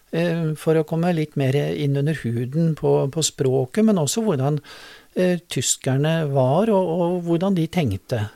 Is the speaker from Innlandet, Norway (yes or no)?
no; Drammen, Buskerud, Norway; also born or lived in Germany; jeg tilhører denne bydelen. Jeg vokste opp i Fjellsbyen.